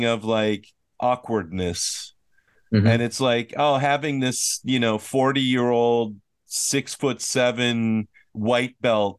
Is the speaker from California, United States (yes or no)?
no; Minnesota, United States; now in South Korea; I'm from Minnesota